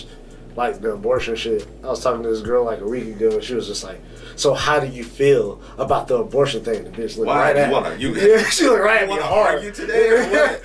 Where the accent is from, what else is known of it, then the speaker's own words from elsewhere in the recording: North Carolina, United States; I'm from North Carolina around real racists